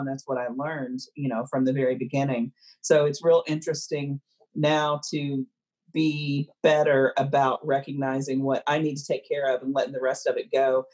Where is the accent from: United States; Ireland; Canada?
United States; the South; growing up in the South